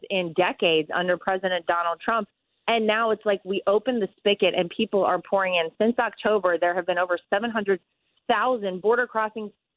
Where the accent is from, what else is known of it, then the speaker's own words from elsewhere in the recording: Wilmington, North Carolina, United States; I'm from Wilmington, North Carolina. Okay. Wrightsville Beach specifically, but people know Wilmington better.